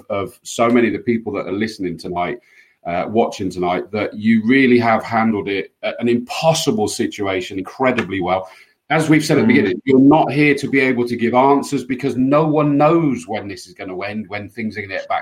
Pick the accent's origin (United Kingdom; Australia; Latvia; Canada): United Kingdom; Yate, South West England; I grew up in Yate, just down the road